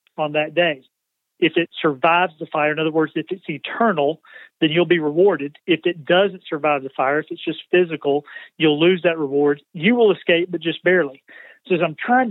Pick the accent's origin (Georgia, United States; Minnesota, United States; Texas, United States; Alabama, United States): Georgia, United States; LaGrange; moved away as an adult; now in Spartanburg, United States; Home is, up until the last 2 weeks, was in LaGrange, Georgia, about an hour south of Atlanta